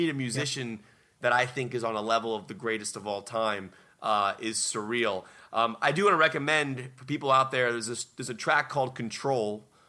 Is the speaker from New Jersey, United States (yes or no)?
no; Virginia Beach, Virginia, United States; I grew up in Virginia Beach, Newport News area, which is where … is from.